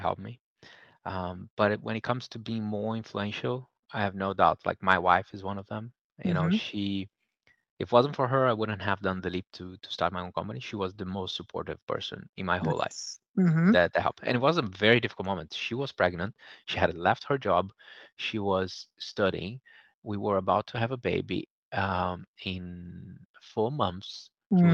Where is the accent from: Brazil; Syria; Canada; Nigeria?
Brazil; moved away; I was growing up in Brazil